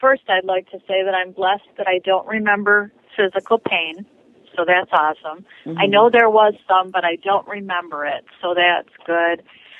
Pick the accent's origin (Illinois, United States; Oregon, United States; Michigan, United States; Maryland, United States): Michigan, United States; Detroit; I grew up in Metro Detroit.